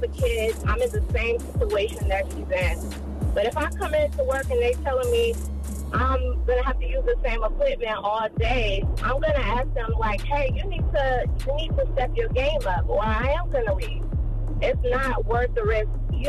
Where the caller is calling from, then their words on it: Florida, United States; I'm calling from Florida.